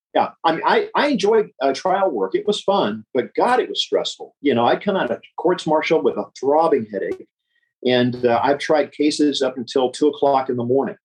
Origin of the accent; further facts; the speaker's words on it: Memphis, Tennessee, United States; moved away as an adult; now in California, United States; born and raised in Memphis